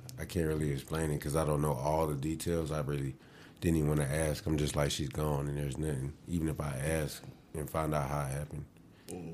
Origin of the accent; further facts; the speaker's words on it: Columbia, South Carolina, United States; I'm from South Carolina. Columbia, South Carolina